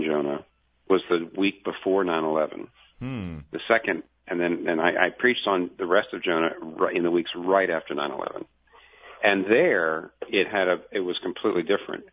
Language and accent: English; United States; I'm a Christian first, and I'm an American second